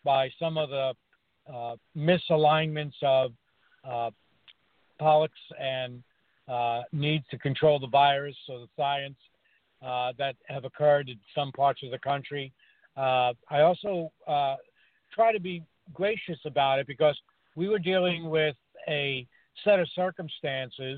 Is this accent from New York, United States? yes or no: yes; New York City, New York, United States; I grew up in New York City